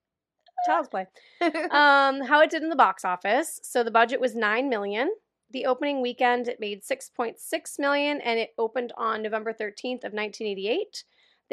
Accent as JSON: {"language": "English", "region": "Pennsylvania", "country": "United States", "tie": "born or raised there", "said": "Born and raised in Pennsylvania."}